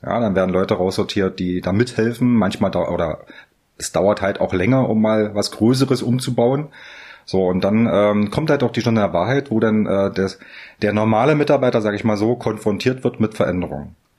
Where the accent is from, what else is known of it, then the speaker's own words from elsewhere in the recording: Magdeburg, Saxony-Anhalt, Germany; Ich bin gebürtiger Magdeburger.